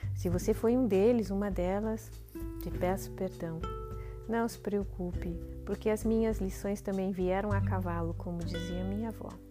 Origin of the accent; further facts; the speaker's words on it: Curitiba, Paraná, Brazil; nasci em Curitiba no dia 12 de março.